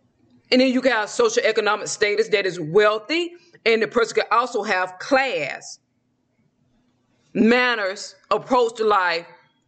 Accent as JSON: {"language": "English", "region": "the South", "country": "United States", "accent": "southern", "said": "Okay, I do not need to be pronouncing these words with my southern accent."}